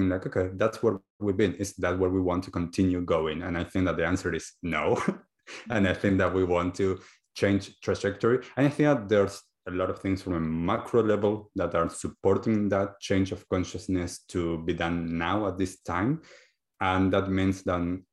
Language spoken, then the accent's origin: English; Argentina; moved away as an adult; now in New Zealand; I'm originally from Argentina and have been living now in New Zealand for the last 7 or a little bit more, closer to 8 years now.